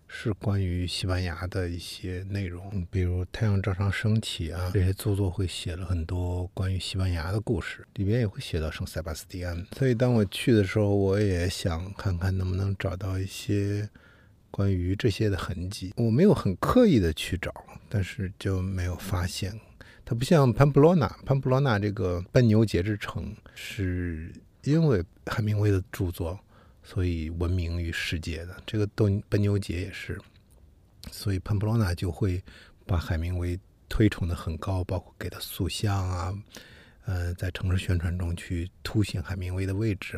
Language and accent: Chinese; China; 我们中国人如果去到日本，很多字其实是能读个大概的